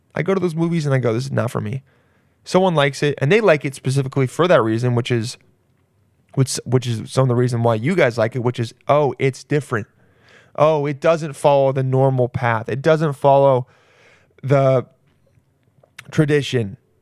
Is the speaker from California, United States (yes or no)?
yes; California, United States; We're both from California.